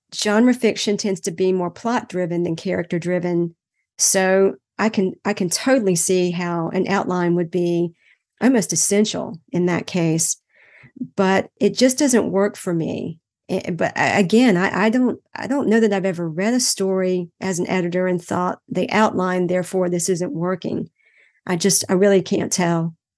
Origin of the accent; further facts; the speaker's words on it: Greenville, North Carolina, United States; my hometown of Greenville, North Carolina when I was growing up.